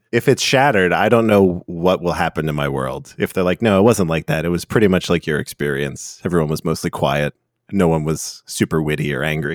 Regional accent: United States; I'm American

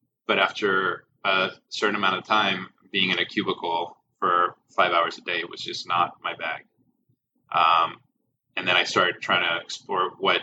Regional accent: Mexico; now in United States; I grew up in Mexico where the family unit is very much still a thing

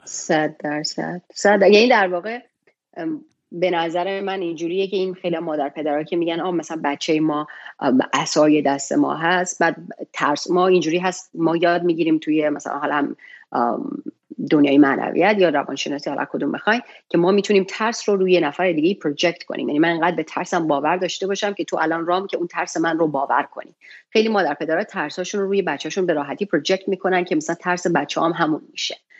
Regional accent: Shiraz, Fars, Iran; now in United States; من توی شیراز به دنیا اومدم و بزرگ شدم

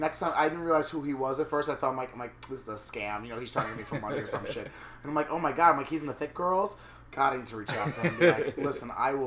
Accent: New York, United States; I hear they like this trashy accent. And I'm like, I swallow, I'm from New York.

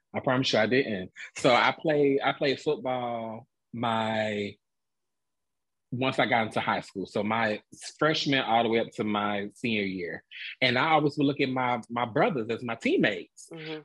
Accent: Atlanta, Georgia, United States; moved away as an adult; now in Dallas, United States; I am a Atlanta native, born and raised in Atlanta, Georgia

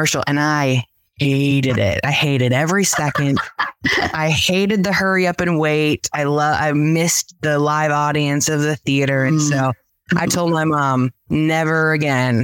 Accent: Nashville, Tennessee, United States; also born or lived in Los Angeles, United States; now in Chattanooga, United States; I grew up in the Nashville area.

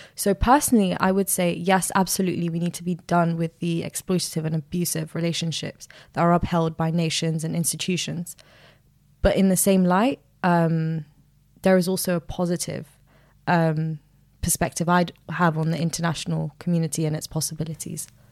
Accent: Sudan; now in United Kingdom; I'm from Sudan

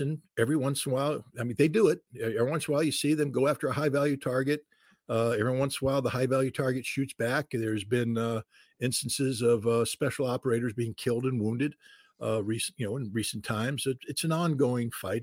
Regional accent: United States; as an American

